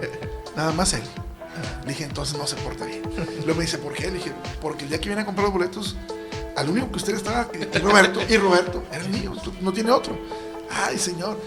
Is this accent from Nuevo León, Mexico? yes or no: yes; Monterrey, Nuevo León, Mexico; yo mis orígenes y, donde me mantengo actualmente trabajando es en la colonia moderna. Una colonia popular aquí en Monterrey